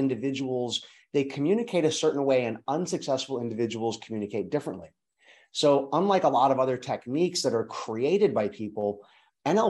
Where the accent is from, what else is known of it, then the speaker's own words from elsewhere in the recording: Hawaii, United States; I'm from Hawaii originally